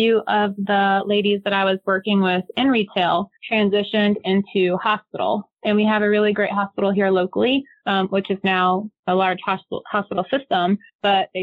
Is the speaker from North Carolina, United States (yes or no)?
yes; North Carolina, United States; I grew up here in North Carolina